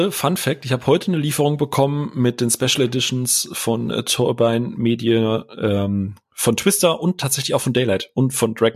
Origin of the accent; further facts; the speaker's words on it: Karlsruhe, Baden-Württemberg, Germany; ich bin ja gebürtiger Karlsruher